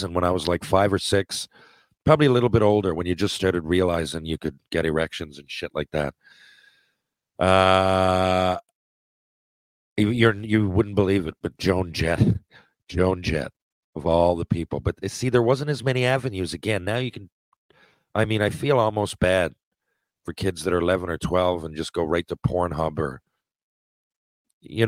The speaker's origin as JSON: {"language": "English", "region": "Newfoundland and Labrador", "country": "Canada", "said": "I'm from Newfoundland."}